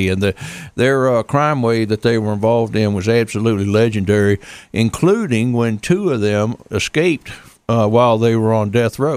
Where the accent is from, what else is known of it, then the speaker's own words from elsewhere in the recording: New York City, New York, United States; I, uh, I actually I was born and raised in New York City.